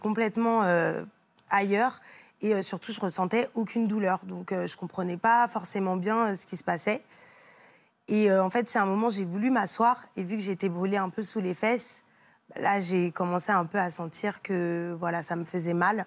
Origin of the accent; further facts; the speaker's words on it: Île-de-France, France; on vient de l'Île-de-France